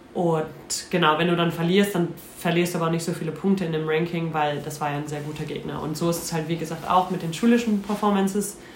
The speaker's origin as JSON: {"language": "German", "town": "Dorsten", "region": "North Rhine-Westphalia", "country": "Germany", "tie": "born or raised there", "moved": "as an adult", "said": "ich komme von äh, Dorsten, das ist circa eine halbe Stunde von Duisburg entfernt"}